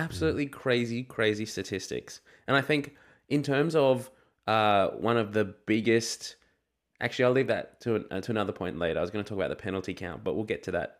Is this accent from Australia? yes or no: yes; Australia; as an Australian rugby fan